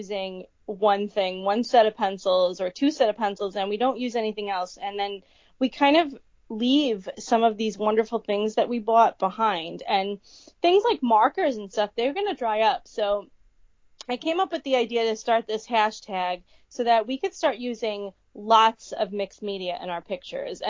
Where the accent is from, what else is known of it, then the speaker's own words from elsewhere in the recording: New York, United States; we're from New York